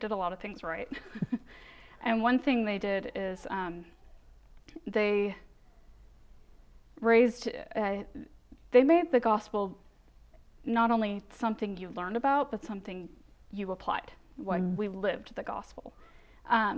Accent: Rexburg, Idaho, United States; I grew up here in Rexburg

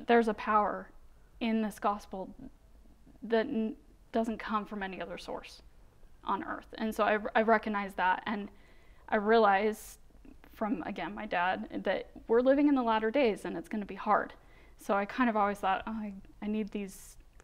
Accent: Rexburg, Idaho, United States; I grew up here in Rexburg

